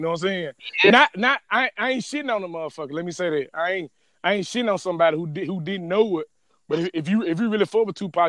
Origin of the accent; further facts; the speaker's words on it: the South, United States; I'm from the South.